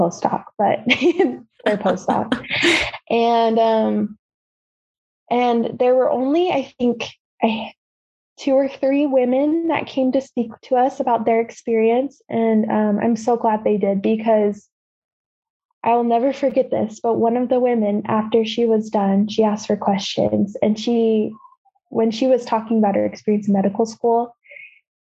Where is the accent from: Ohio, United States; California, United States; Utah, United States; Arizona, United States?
Utah, United States; I grew up here in Utah